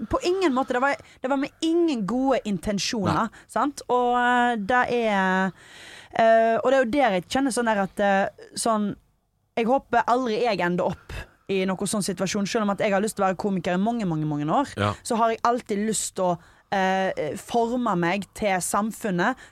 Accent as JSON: {"language": "Norwegian", "town": "Stord", "region": "Vestland", "country": "Norway", "moved": "yes", "said": "Hjemme på Stord. Snorkla hjemme på Stord"}